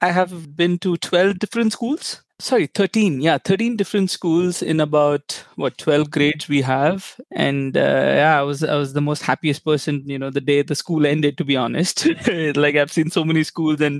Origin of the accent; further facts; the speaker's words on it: India; I grew up in India pretty much all over India because my dad was in a transferable job.